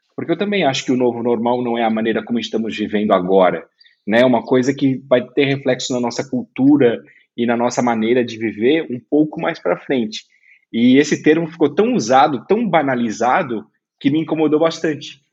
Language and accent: Portuguese; Brusque, Santa Catarina, Brazil; eu sou de Brusque